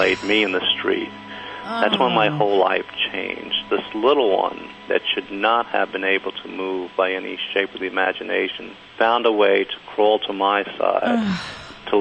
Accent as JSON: {"language": "English", "region": "Kentucky", "country": "United States", "also_born_or_lived": "New York", "moved": "as an adult", "lives_now": "San Diego, United States"}